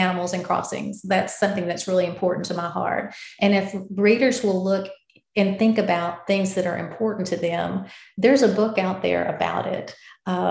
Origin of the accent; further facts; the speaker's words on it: the South, United States; accent: Southern; as you can probably tell from my accent, I'm from the South